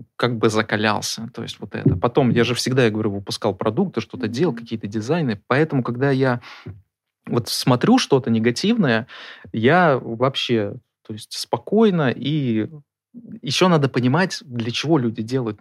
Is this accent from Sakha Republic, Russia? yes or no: no; Murmansk, Murmansk Oblast, Russia; Мы вместе из Мурманска.